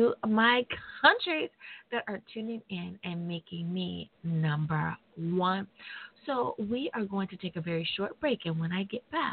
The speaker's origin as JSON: {"language": "English", "country": "United States", "said": "my home country, the U.S. of A."}